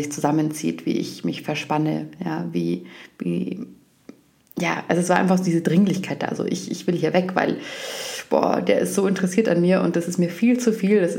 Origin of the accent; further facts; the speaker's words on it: Bavaria, Germany; ich komme aus Oberbayern, ich spreche keinen Dialekt, aber ich verstehe es sehr gut, äh, es fühlt sich für mich auch heimisch